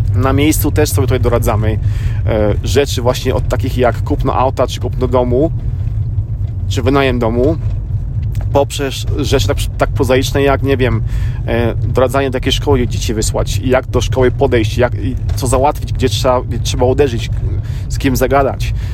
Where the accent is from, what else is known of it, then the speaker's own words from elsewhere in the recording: Poland; now in United States; też z Polski